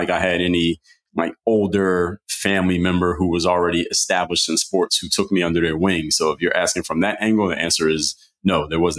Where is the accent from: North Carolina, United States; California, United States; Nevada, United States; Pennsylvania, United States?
Pennsylvania, United States; Philadelphia; Philadelphia, Pennsylvania.